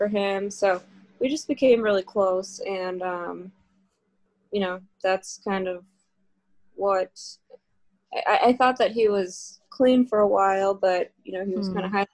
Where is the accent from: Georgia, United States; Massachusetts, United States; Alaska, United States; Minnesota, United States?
Massachusetts, United States; Somerville; I'm from Somerville